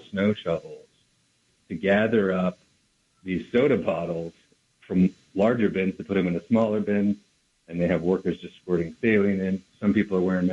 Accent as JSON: {"language": "English", "country": "United States", "said": "as an American"}